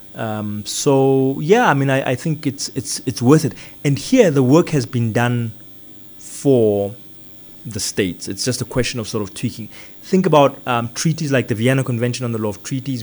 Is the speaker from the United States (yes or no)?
no; South Africa; I come from South Africa, are influenced by the fact that I studied in South Africa